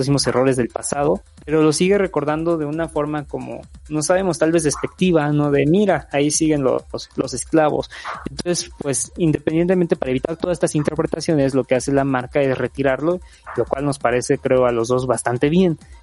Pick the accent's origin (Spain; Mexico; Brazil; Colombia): Mexico; como mexicanos